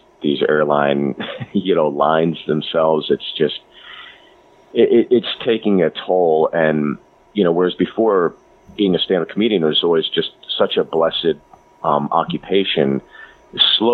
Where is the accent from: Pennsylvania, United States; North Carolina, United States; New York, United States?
Pennsylvania, United States; Pittsburgh; born or raised there; moved away; also born or lived in New Jersey